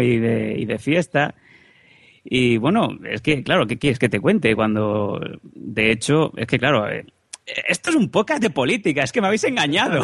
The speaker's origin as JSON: {"language": "Spanish", "town": "Esparreguera", "region": "Catalonia", "country": "Spain", "tie": "born or raised there", "said": "Esparraguera, ¿no? Es un pueblo"}